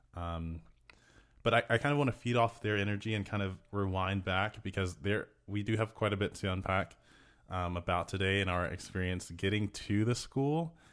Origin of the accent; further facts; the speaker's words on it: Texas, United States; we're from Texas